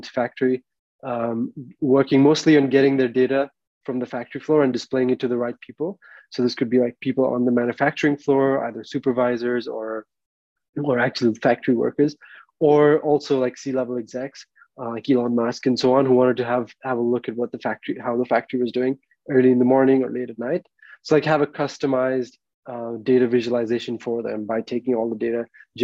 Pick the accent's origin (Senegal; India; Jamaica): India; moved away; I'm an Indian citizen